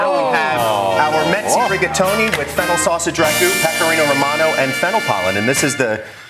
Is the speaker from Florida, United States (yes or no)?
no; Westfield, New Jersey, United States; moved away; also born or lived in New York; a love letter to my youth growing up in Jersey and New York. So Italian-American.